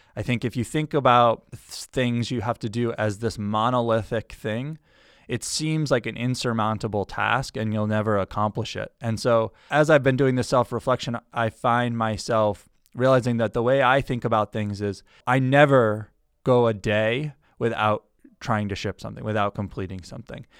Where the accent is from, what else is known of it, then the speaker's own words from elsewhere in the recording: Granby, Massachusetts, United States; moved away as an adult; also born or lived in Newton, Massachusetts; where I grew up, which is in Western Massachusetts, a small town called Granby